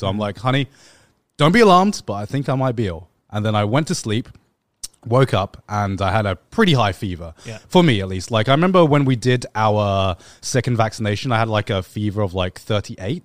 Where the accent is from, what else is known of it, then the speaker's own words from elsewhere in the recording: England, United Kingdom; growing up in England